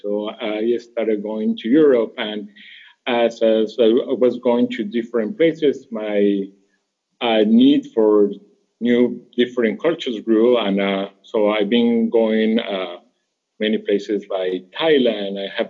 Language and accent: English; Colombia; moved away; So I'm …. I'm from Colombia.